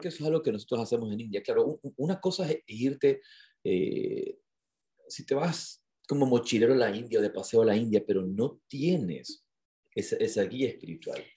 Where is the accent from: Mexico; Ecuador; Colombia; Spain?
Ecuador; Yo le dije, ah, de Ecuador